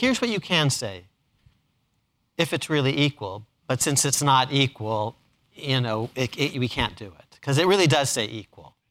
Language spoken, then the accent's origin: English; Ann Arbor, Michigan, United States; I was born in Ann Arbor, Michigan